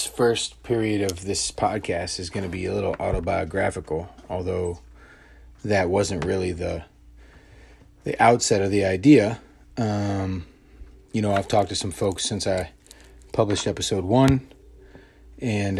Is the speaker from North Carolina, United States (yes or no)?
no; Montgomery County, Maryland, United States; moved away; I grew up outside Washington, D.C. in a county called Montgomery County, Maryland